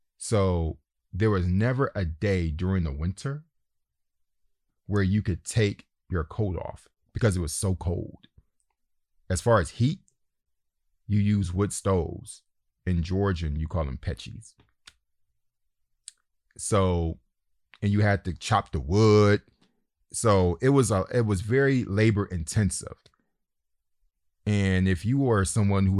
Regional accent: United States; moved away; I'm the American.

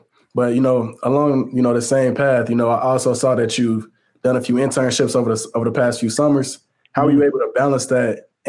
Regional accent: Chicago, Illinois, United States; I'm from Chicago

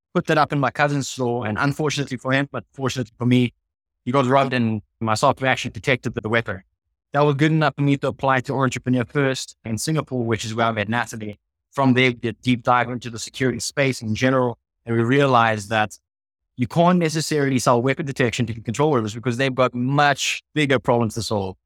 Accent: South Africa; I'm the South African half of the co-founding team

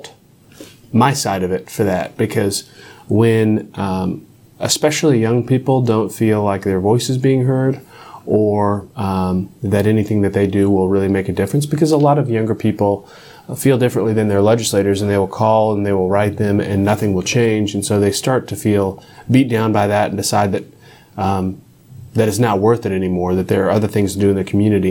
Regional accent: Oklahoma, United States; I am a fifth-generation Oklahoman, and I've always been passionate about my state and the people in it

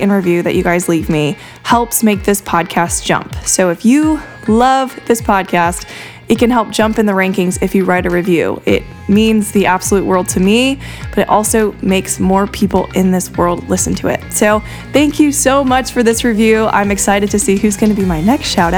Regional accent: Fort Wayne, Indiana, United States; I'm from Fort Wayne, Indiana

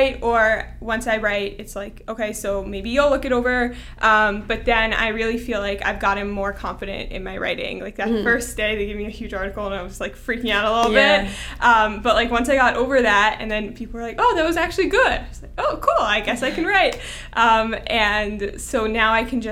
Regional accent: Teaneck, New Jersey, United States; I'm from Teaneck, New Jersey

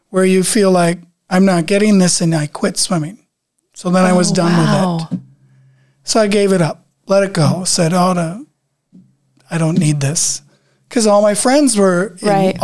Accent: Lake Mills, Wisconsin, United States; moved away; also born or lived in Minnesota; I come from Lake Mills, Wisconsin, so we had a lake

